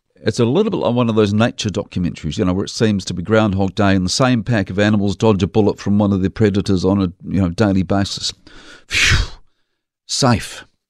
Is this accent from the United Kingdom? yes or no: no; Dunedin, Otago, New Zealand; now in Christchurch, New Zealand; When I was a kid growing up in Dunedin